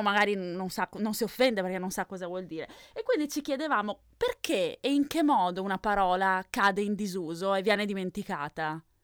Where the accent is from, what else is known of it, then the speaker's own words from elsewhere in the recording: Venice, Veneto, Italy; io sono di Venezia, comunque Fior. Oh. vicino Venezia